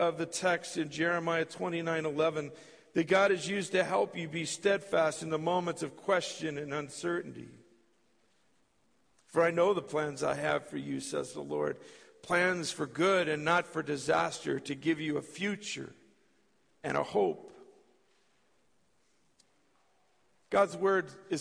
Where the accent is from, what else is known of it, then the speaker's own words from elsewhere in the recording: California, United States; moved away as an adult; also born or lived in Minot, North Dakota; I was born and raised in California.